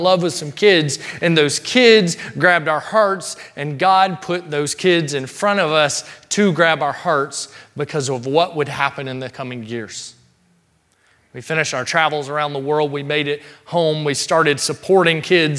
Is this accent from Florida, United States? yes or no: no; Mississippi, United States; we grew up in Mississippi, small town Mississippi in particular